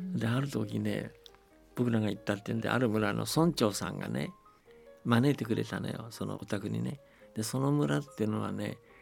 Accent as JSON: {"language": "Japanese", "country": "China", "tie": "born or raised there", "moved": "yes", "said": "僕は中国生まれだから中国にすごく思い出があるし"}